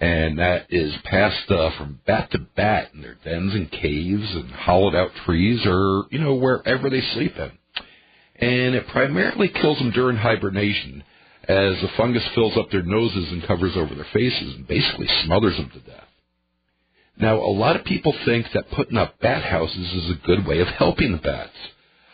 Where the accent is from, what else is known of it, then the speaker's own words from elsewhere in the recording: near Rockland County, New York, United States; now in La Crosse, United States; this is coming from back in New York State. It was actually very close to my hometown